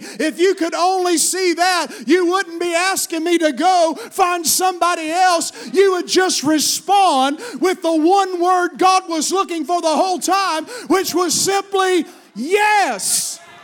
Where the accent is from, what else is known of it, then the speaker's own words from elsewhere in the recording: Appalachian Mountains, Virginia, United States; accent: Appalachian; moved away as an adult; also born or lived in Washington, D.C.; I was raised in Appalachian Mountains, and I've carried this accent